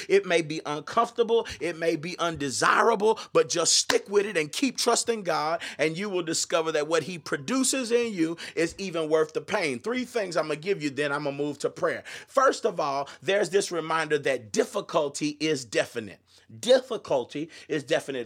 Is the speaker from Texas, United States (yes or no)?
yes; Austin, Texas, United States; I grew up in the Austin area and was a part of the gospel music scene